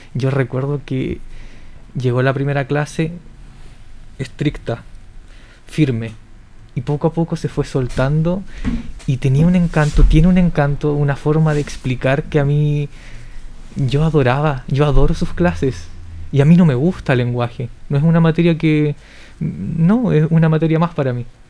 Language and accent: Spanish; Linares, Maule, Chile